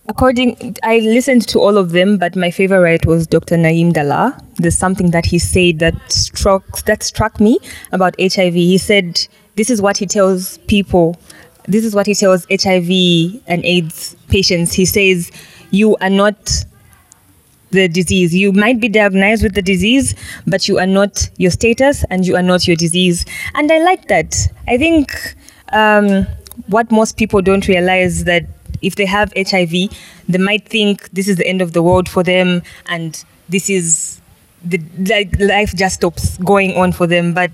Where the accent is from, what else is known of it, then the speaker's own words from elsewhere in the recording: Zambia; from Zambia, and I'm a medical student.